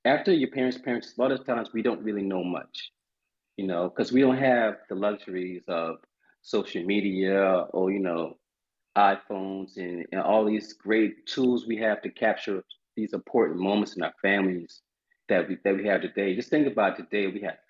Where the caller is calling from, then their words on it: Charleston, South Carolina, United States; Oh, man, I am in Charleston, South Carolina today, as usual.